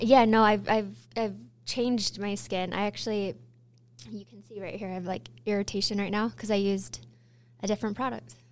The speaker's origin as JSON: {"language": "English", "region": "Utah", "country": "United States", "tie": "born or raised there", "said": "born and raised in Utah"}